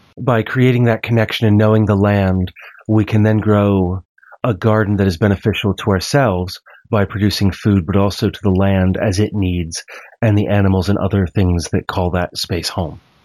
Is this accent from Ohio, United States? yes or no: no; Maryland, United States; also born or lived in central Pennsylvania; now in Pennsylvania, United States; where I grew up in Maryland.